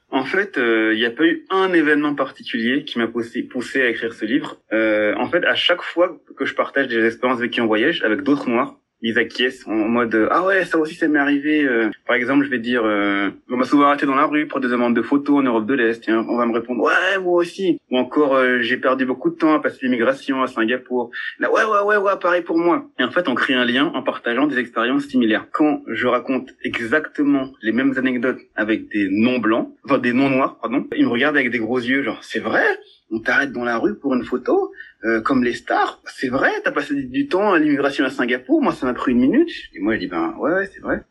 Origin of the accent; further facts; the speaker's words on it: France; je suis français